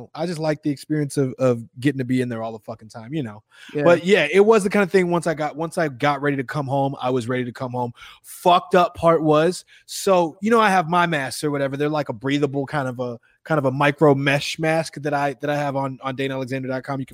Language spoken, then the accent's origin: English; Chicago, Illinois, United States; moved away; I'm from Chicago